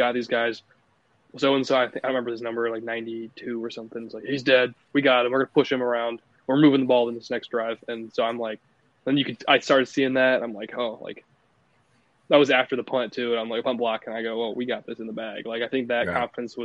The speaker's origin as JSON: {"language": "English", "town": "Council Bluffs", "region": "Iowa", "country": "United States", "tie": "born or raised there", "said": "growing up in Council Bluffs in the Omaha area"}